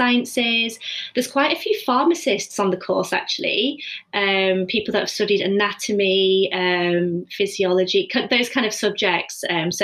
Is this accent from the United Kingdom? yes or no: yes; Preston, North West England, United Kingdom; moved away as an adult; also born or lived in Edinburgh / London; I'm actually from Preston. So I'm just living at home.